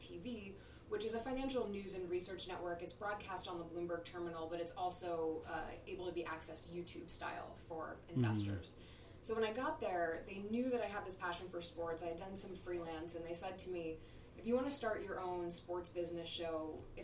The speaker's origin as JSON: {"language": "English", "region": "New Jersey", "country": "United States", "tie": "born or raised there", "moved": "yes", "said": "I grew up in Jersey, right. Yes, just outside of Philadelphia"}